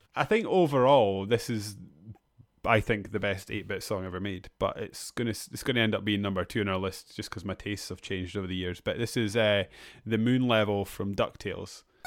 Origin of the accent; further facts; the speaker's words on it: Edinburgh, Scotland, United Kingdom; my hometown Edinburgh